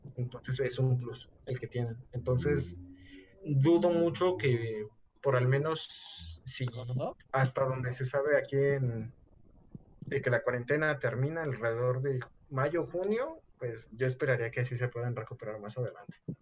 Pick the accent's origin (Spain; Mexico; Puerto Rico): Mexico